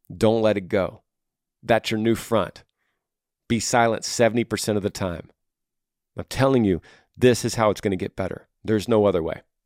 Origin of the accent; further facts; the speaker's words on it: Texas, United States; my home state of Texas